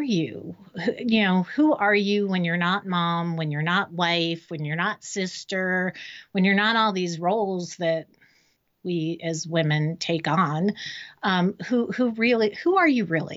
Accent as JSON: {"language": "English", "town": "Miami", "region": "Florida", "country": "United States", "tie": "born or raised there", "moved": "as an adult", "lives_now": "Raleigh, United States", "said": "I was born and raised in Miami"}